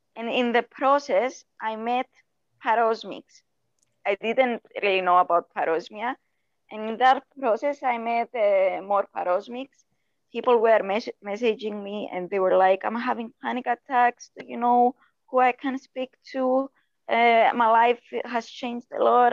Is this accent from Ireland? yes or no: no; Cyprus; I was born in Cyprus.